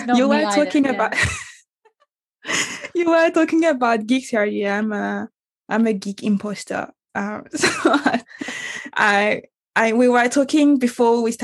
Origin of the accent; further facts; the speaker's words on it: Guadeloupe; moved away as an adult; also born or lived in Paris; I moved from Guadeloupe, which is my island, best island on earth.